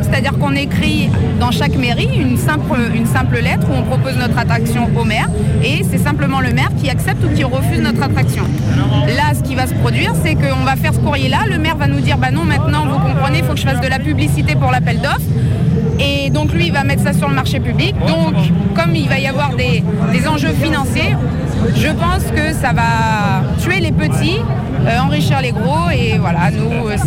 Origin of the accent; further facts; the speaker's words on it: Nord-Pas-de-Calais, Hauts-de-France, France; je suis une foraine depuis que je suis née, je suis née dans le métier forain et je viens du Nord-Pas-de-Calais.